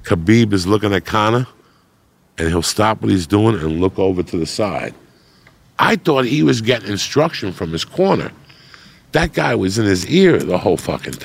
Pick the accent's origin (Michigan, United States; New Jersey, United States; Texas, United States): New Jersey, United States; North Bergen; also born or lived in Cuba / Bronx, New York; I'm from North Bergen, New Jersey